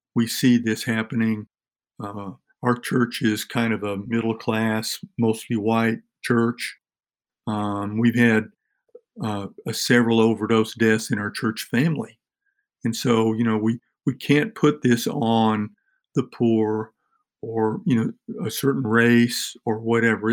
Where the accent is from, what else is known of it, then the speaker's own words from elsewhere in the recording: Tennessee, United States; Tennessee, my home state, and in our in our local county